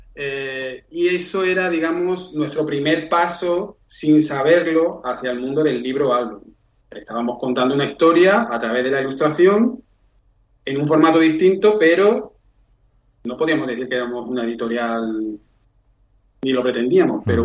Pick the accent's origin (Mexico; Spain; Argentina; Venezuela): Spain; Seville, Andalusia; yo soy de Sevilla